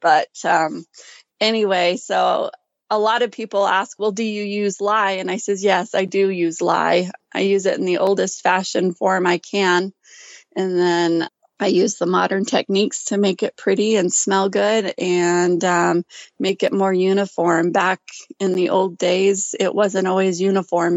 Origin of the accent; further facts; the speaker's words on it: Ashton, Idaho, United States; now in Gooding, United States; I was raised in Ashton, Idaho